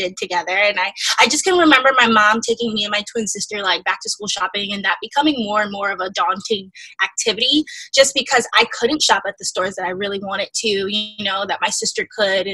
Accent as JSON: {"language": "English", "region": "upstate New York suburbs", "country": "United States", "tie": "born or raised there", "said": "I'm originally from the suburbs upstate New York. That was where I was born and raised for a little while. And then we moved to New York City"}